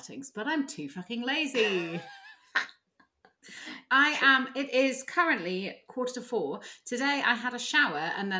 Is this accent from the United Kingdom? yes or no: yes; England, United Kingdom; born there; I was born in England, everyone, so I really can't talk.